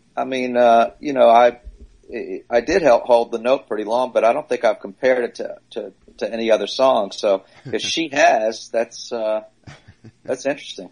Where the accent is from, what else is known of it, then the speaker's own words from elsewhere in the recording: New Orleans, Louisiana, United States; moved away; also born or lived in Long Island; I grew up in New Orleans